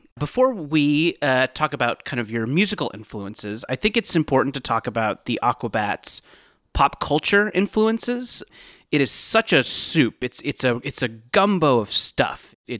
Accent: Mission Viejo, California, United States; I grew up in Mission Viejo.

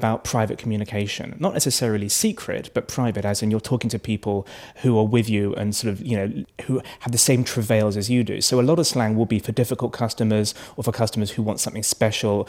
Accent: United Kingdom; I'm British

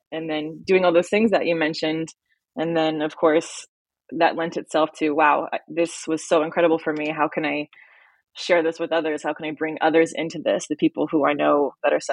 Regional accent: Las Vegas, Nevada, United States; I grew up in Las Vegas, Nevada

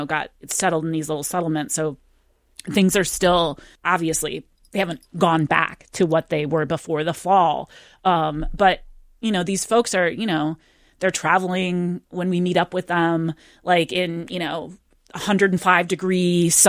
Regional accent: Ann Arbor, Michigan, United States; I'm a Michigander. I grew up in Ann Arbor, Michigan

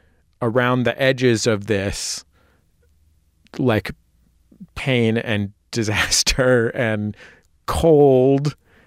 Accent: West Coast, United States; I remember as a kid growing up on the West Coast

